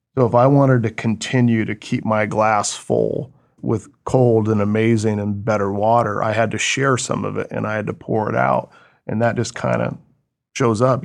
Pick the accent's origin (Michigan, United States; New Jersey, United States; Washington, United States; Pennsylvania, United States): Washington, United States; Oso; Born and raised in Washington State